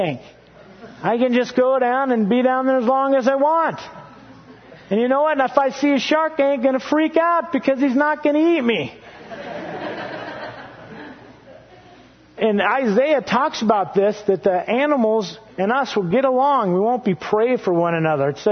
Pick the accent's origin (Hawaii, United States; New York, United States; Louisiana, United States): Hawaii, United States; moved away; I grew up, I was born in Hawaii